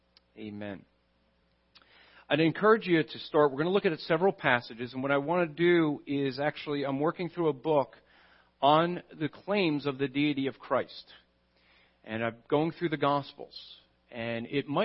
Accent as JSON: {"language": "English", "region": "New Jersey", "country": "United States", "said": "I'm from New Jersey."}